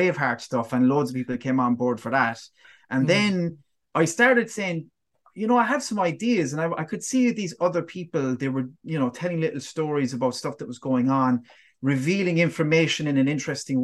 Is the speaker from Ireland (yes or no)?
yes; Tralee, Munster, Ireland; my hometown of Tralee